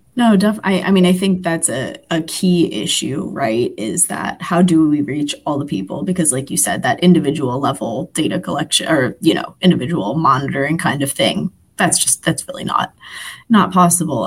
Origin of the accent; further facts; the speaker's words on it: Philadelphia, Pennsylvania, United States; I'm from Philadelphia